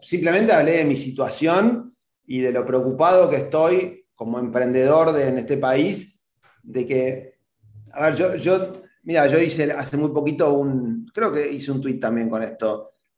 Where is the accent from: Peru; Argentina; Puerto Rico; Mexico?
Argentina; yo mismo, como argentino